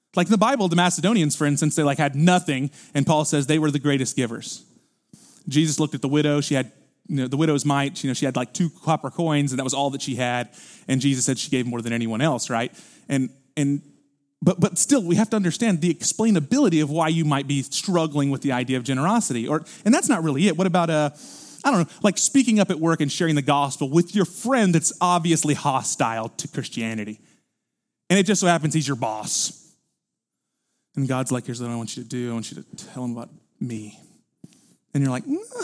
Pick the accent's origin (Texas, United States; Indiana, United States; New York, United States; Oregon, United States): Texas, United States; Houston; we're from Houston